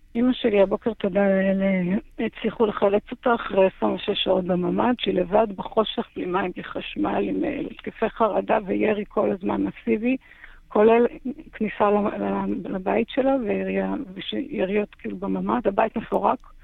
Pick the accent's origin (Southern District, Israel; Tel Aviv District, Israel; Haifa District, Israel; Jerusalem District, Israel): Southern District, Israel; Kfar Aza; אני נולדתי, גדלתי בכפר עזה, אני אוהבת את הקיבוץ הזה